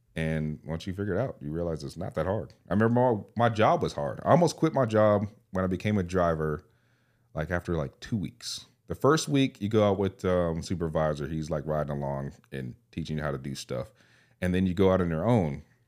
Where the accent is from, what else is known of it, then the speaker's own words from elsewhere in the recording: California, United States; I grew up in California